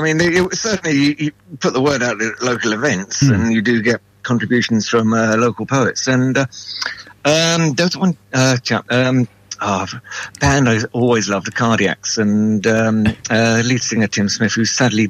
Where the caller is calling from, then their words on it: Salford, North West England, United Kingdom; Oh, the wonderful world of Salford.